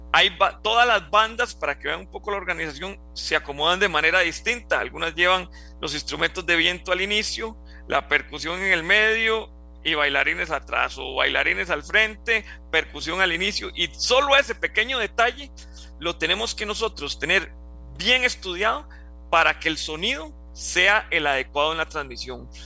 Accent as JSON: {"language": "Spanish", "town": "Juan Viñas", "region": "Cartago", "country": "Costa Rica", "said": "yo soy de Juan Viñas, de Cartago"}